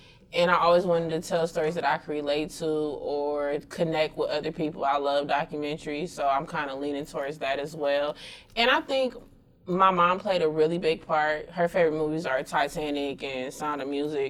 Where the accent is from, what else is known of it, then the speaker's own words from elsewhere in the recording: Milwaukee, Wisconsin, United States; moved away as an adult; also born or lived in Atlanta, Georgia; I'm originally from Milwaukee, Wisconsin